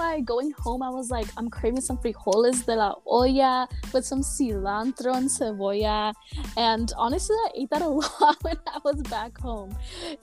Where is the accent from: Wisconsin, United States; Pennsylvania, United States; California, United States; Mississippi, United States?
California, United States; Santa Barbara; I'm from Santa Barbara, which is a totally, like, beach town